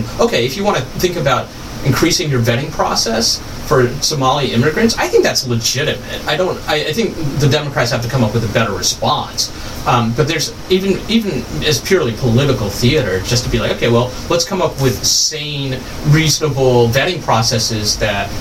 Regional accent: the South, United States; growing up in the South

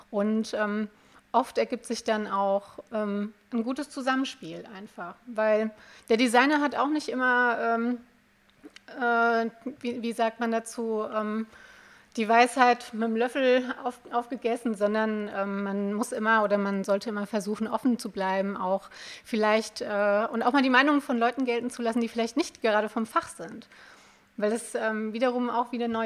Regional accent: Limburg, Hesse, Germany; born there; ich komme ähm, gebürtig aus Limburg. Das ist hier von, von euch hier so vielleicht 20 Minuten mit dem Auto im, im Hessen.

